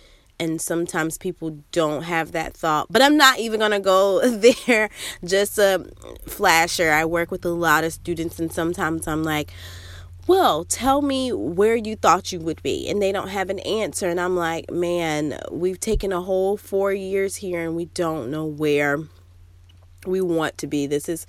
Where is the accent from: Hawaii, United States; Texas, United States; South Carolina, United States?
South Carolina, United States; now in South Florida, United States; I'm from South Carolina and I moved to South Florida for graduate school.